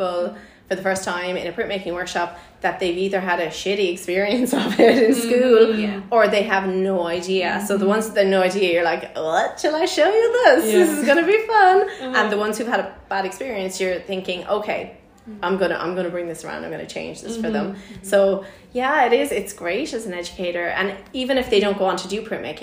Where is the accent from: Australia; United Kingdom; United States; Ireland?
Ireland; in Ireland, this is how we do things.